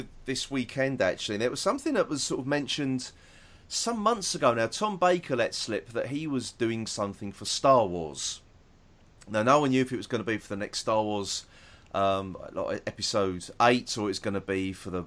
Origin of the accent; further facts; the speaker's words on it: United Kingdom; we're British